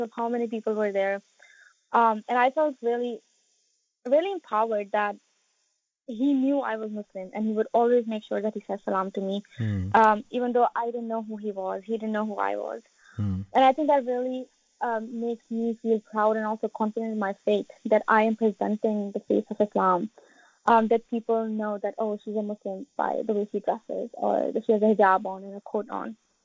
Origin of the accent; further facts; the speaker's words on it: United States; I am from the United States